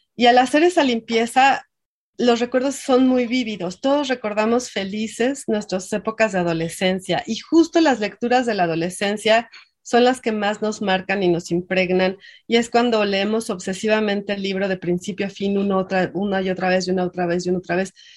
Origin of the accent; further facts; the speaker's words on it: Mexico; somos muchísimos mexicanos